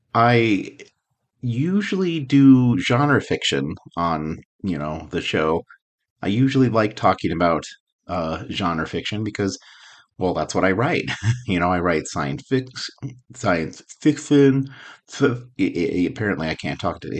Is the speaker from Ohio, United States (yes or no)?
no; Albuquerque, New Mexico, United States; I grew up in Albuquerque